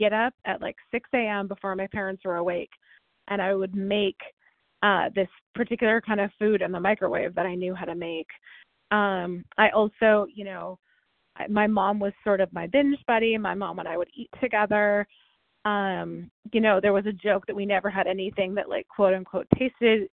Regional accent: California, United States; also born or lived in Ohio; I moved to California from Ohio

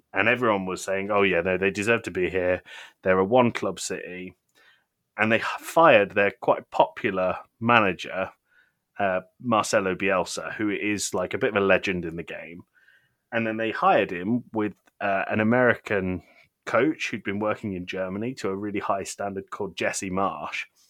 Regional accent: United Kingdom; I am British

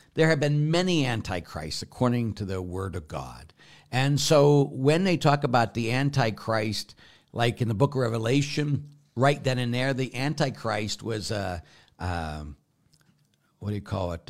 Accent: Pittsburgh, Pennsylvania, United States; moved away; I grew up in Pittsburgh

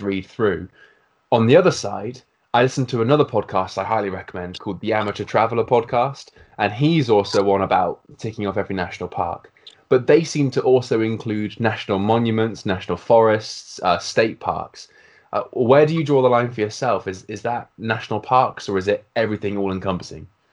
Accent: United Kingdom; as a Brit

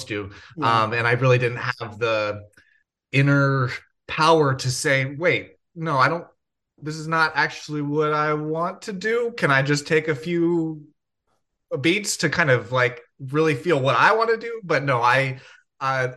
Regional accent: Rancho Palos Verdes, California, United States; I grew up in Rancho Palos Verdes.

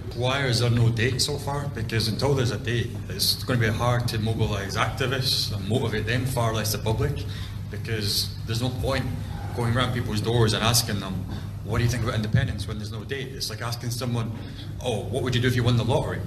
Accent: Ireland; as an Irishman

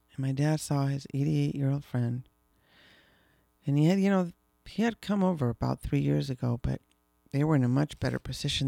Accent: Mexico City, Mexico; we grew up in Mexico City, when we were little

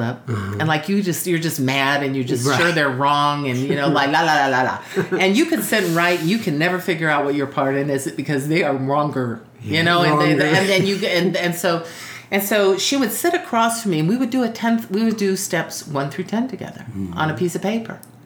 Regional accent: Arizona, United States; moved away as an adult; also born or lived in San Antonio; I grew up in Arizona

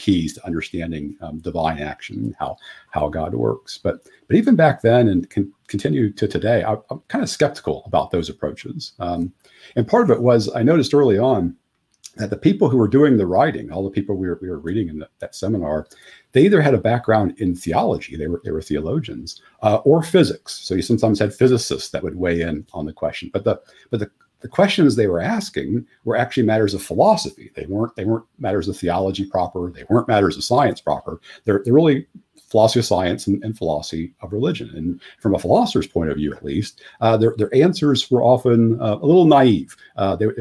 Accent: Ohio, United States; I grew up in Ohio, and then I ended up going to Ohio State

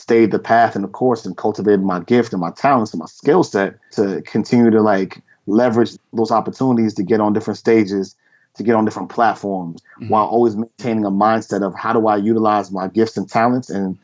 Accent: New Rochelle, New York, United States; moved away as an adult; also born or lived in Bronx, New York; now in Connecticut, United States; I was born in the Bronx, but moved to New Rochelle just for a better environment, change of environment. As a young child

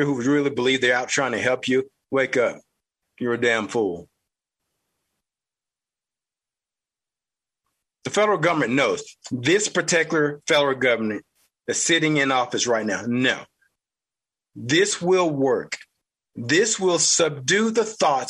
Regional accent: the South, United States; accent: southern; my southern accent

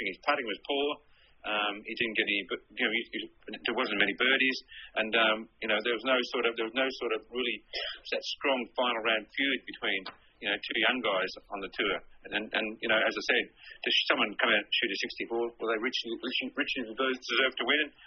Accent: Sydney, New South Wales, Australia; accent: Australian; moved away; I was being Australian, being born in Sydney.

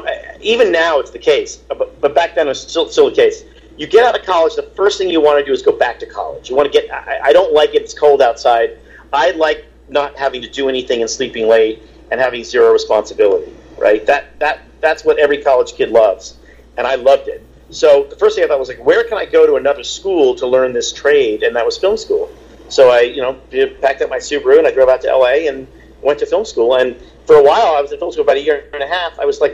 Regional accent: Baltimore, Maryland, United States; born there; I sort of grew up kind of all over. I was born in Baltimore, and then we lived in Europe for a little bit, and then when we moved back to the States

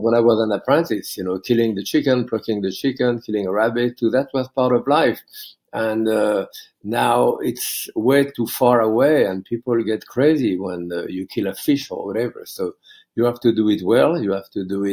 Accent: Bourg-en-Bresse, Auvergne-Rhône-Alpes, France; English is a second language; moved away as an adult; now in United States; I was raised in France during the Second World War

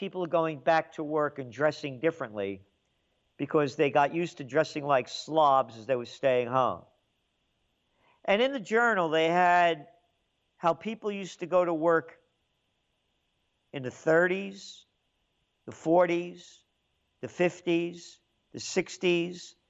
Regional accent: New York City, New York, United States; also born or lived in Yonkers; I grew up in the Bronx. Then we moved to Yonkers later on.

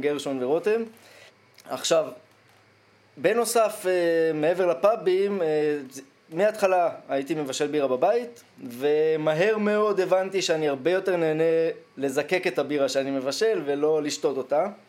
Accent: Ein Shemer, Haifa District, Israel; אני מקיבוץ עין שמר

